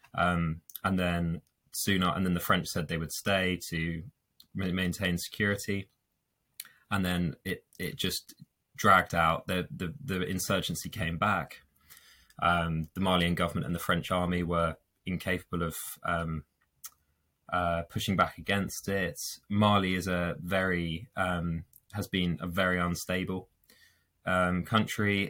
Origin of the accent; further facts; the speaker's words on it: London, United Kingdom; moved away as an adult; now in York, United Kingdom; I'm originally from London